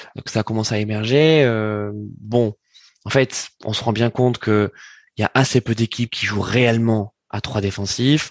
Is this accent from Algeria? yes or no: no; France; on est français